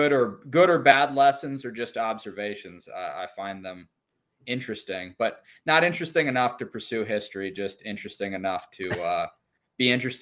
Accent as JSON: {"language": "English", "region": "Minnesota", "country": "United States", "said": "so I'm from Minnesota, and I just shot limited and open nationals."}